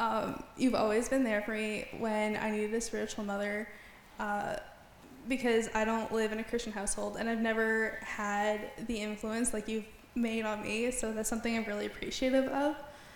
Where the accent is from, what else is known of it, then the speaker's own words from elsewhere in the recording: Canada; accent: Canadian; my Canadian accent